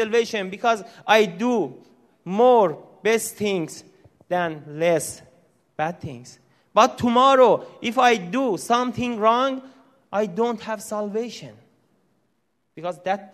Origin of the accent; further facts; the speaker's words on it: Iran; first language Persian; English is a second language; moved away as an adult; also born or lived in Tehran, Iran; now in United States; My wife and I from Iran, we were born in Islamic country. We grew up in the Muslim family